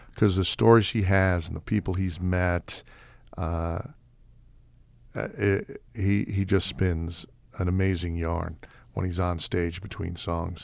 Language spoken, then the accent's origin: English; New York City, New York, United States; moved away; I grew up in New York City